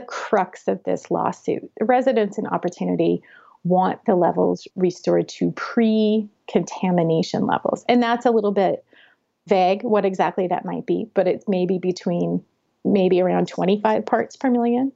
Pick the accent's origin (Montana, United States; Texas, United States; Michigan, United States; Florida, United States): Montana, United States; Butte; growing up in Butte, the culture between Butte and Anaconda was very different